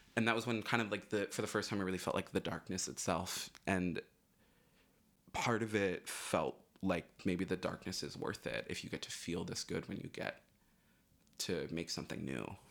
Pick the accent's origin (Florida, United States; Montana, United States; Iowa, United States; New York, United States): Florida, United States; I'm from, I grew up in Florida